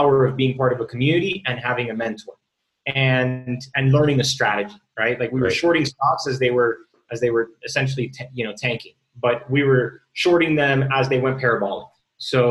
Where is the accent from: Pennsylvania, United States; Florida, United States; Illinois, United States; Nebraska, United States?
Florida, United States; Miami; also born or lived in Bay Area; I'm born and raised in Miami.